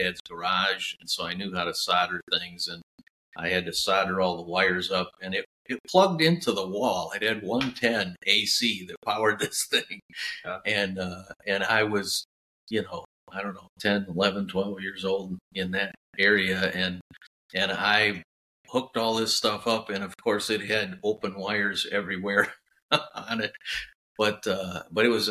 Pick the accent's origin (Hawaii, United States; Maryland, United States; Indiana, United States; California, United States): Indiana, United States; Valparaiso; my hometown had a technical school that was right there. So it was an easy transition from high school into Valparaiso Technical Institute, Valpo, Indiana